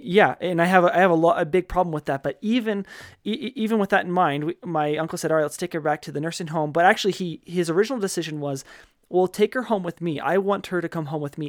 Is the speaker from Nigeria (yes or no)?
no; Wyoming, United States; moved away; I'm from Wyoming, right? Graduated high school from there